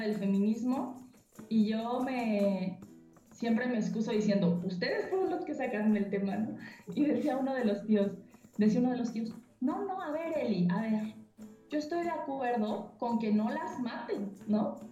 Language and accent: Spanish; Mexico; cómo nos moldea la violencia eh, eh, eh, como mexicanos